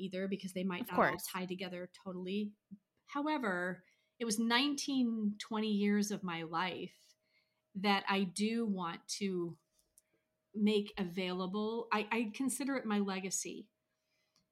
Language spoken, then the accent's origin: English; United States; moved away as an adult; also born or lived in Italy / Switzerland; as American expats